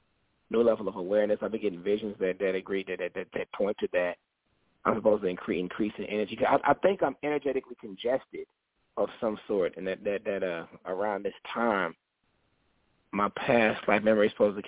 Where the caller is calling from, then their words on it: St. Paul, Minnesota, United States; St. Paul, Minnesota.